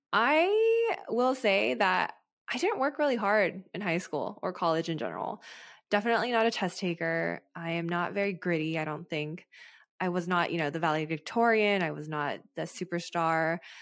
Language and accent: English; United States; as an American